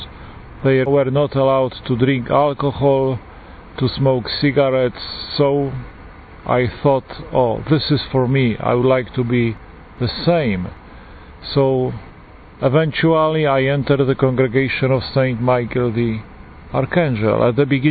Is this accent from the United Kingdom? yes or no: no; Poland; accent: Polish; English is a second language; moved away; As you can hear from my accent, I am Polish, a Polish priest